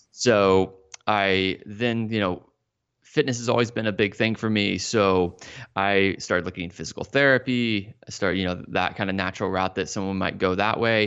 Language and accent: English; Dallas, Texas, United States; moved away as an adult; also born or lived in Austin, Texas; now in Florida, United States; grew up in the Dallas-Fort Worth area